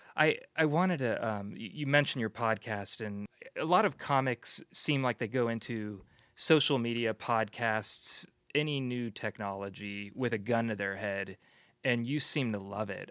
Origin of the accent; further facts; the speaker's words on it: San Francisco, California, United States; I grew up here too.